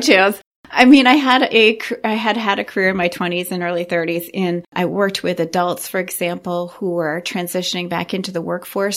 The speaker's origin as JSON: {"language": "English", "area": "Saint John Valley", "region": "Maine", "country": "United States", "tie": "born or raised there", "said": "I come from the Saint John Valley, which is right up on the Canadian border"}